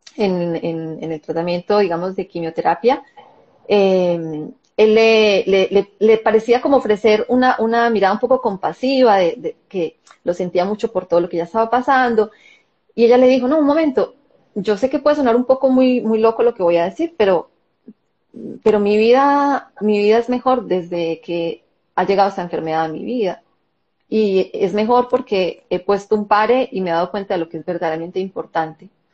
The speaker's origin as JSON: {"language": "Spanish", "country": "Colombia", "tie": "born or raised there", "moved": "as an adult", "lives_now": "Israel", "said": "yo nací y crecí en Colombia y viví en Colombia hasta hace 13 años"}